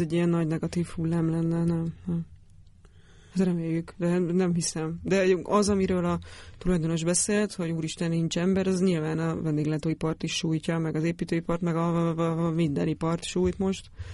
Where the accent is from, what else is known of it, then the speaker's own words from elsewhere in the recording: Great Hungarian Plain, Hungary; Al- Alföldön nőttem fel